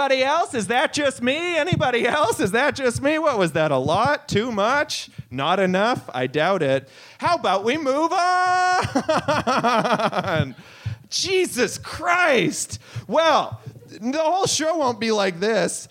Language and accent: English; a little town outside Winnipeg, Manitoba, Canada; now in Toronto, Canada; I'm not even from Winnipeg, the city. I'm from a little town outside of there